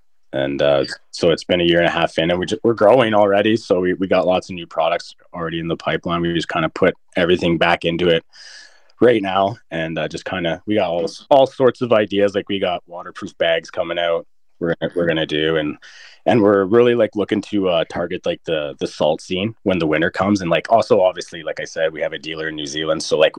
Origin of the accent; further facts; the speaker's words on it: Canada; they like that and stuff, that we're Canadian and stuff.